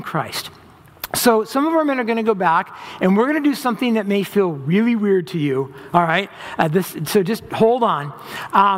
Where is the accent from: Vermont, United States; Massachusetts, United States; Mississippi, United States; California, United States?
California, United States; Orange County, Southern; also born or lived in Los Angeles hills, California; I grew up in Southern California in Orange County. And when I was in middle school, my parents bought some property in the hills of LA, and we moved up